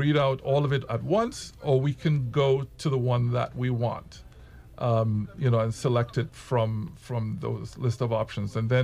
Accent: Trinidad & Tobago; moved away; also born or lived in United States; as a Trinidadian citizen

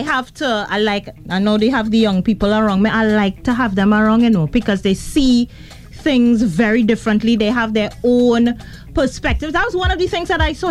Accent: Trinidad & Tobago; where are you from? And I'd say Trinidad and Tobago.

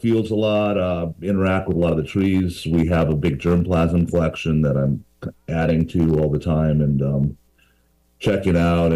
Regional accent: California, United States; growing up in California

